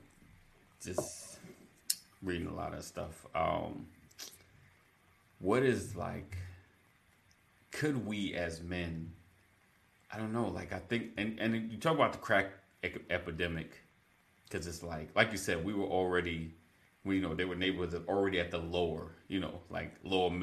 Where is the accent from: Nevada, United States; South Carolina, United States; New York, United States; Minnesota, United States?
New York, United States; growing up in New York